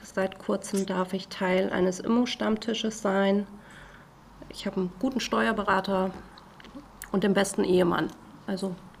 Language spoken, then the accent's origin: German; the North, Northern Germany, Germany; ein Nordlicht